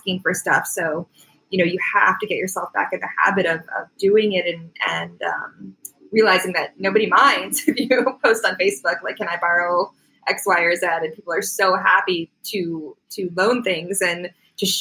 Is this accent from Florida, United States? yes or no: yes; Florida, United States; now in Canada; I was born in Canada, but I grew up in Florida